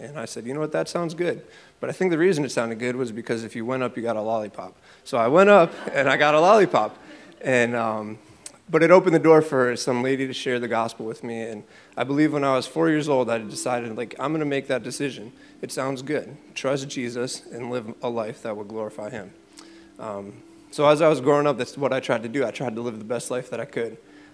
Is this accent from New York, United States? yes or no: no; Springfield, Massachusetts, United States; also born or lived in Chicopee; I grew up here in Springfield and Chicopee